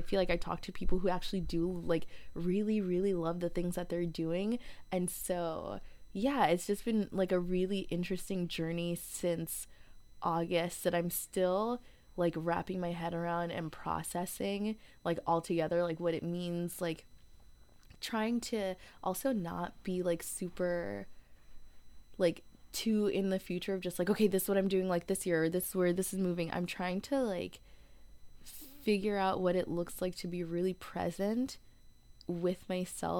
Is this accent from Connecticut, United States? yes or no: yes; Connecticut, United States; moved away as an adult; also born or lived in Washington, District of Columbia, United States / Seattle; I'm from Connecticut originally, and, like, I'd always, like, I left home, I think, like, not fairly quickly, but I left Connecticut, like, right after college